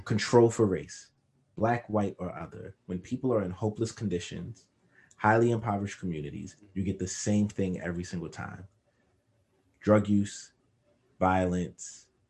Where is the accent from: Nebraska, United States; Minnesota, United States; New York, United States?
New York, United States; New York City; Growing up in Crown Heights, we knew everybody on our block and the next block over.